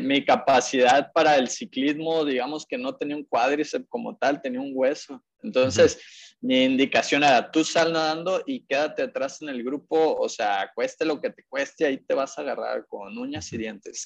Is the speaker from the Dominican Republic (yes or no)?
no; Mexico; como mexicanos